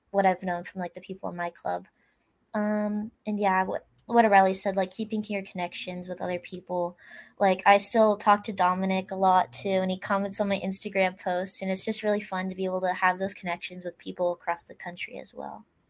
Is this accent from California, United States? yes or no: yes; California, United States; now in Sherwood, Oregon, United States; I actually grew up in California, but I moved to Oregon